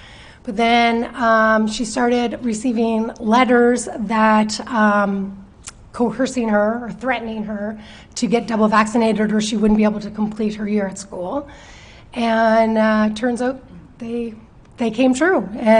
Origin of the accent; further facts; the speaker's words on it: Chester, Nova Scotia, Canada; Actually, I grew up in Chester, but moved away for a few years, and then after, when I got my job, 22 years ago.